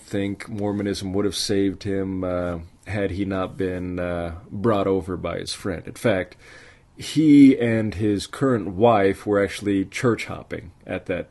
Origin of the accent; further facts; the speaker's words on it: Salt Lake City, Utah, United States; also born or lived in Italy; I come from Salt Lake City, Utah. I was born there, raised there